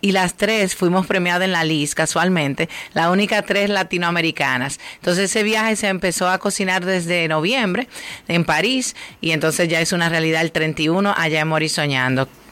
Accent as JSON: {"language": "Spanish", "country": "Dominican Republic", "said": "nos identifica como dominicanos"}